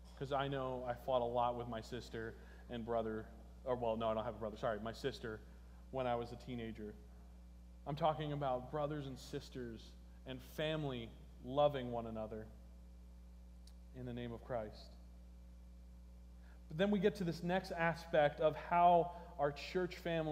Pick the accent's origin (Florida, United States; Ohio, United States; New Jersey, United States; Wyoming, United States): New Jersey, United States; moved away; I come from New Jersey